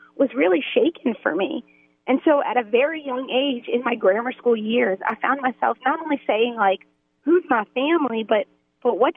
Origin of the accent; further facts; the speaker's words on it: New Orleans, Louisiana, United States; being from New Orleans